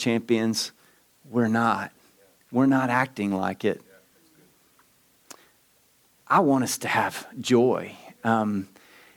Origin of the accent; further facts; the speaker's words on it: Southeast Texas, United States; I'm from Southeast Texas